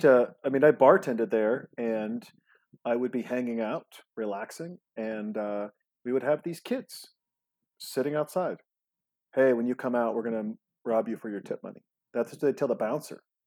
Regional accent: Montana, United States; also born or lived in Los Angeles; now in Austin, United States; I'm from Montana and we're here in Austin, Texas

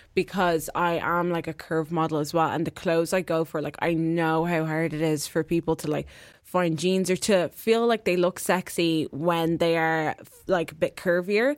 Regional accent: Ireland; I'm from Ireland

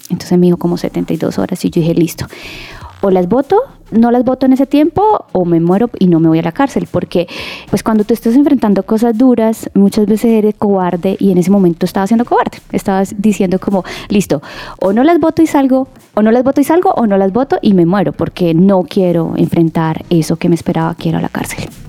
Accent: Venezuela; moved away as an adult; para volver a Venezuela, porque pues soy venezolana

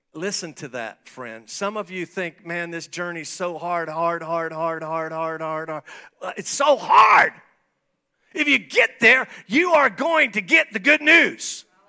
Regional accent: St. Marys, Ohio, United States; moved away; I was born in Saint Mary's, Ohio. That's where I was born. I've been back there a few times

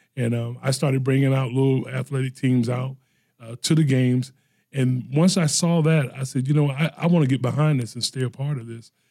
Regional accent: Norfolk, Virginia, United States; I grew up in the Norview area

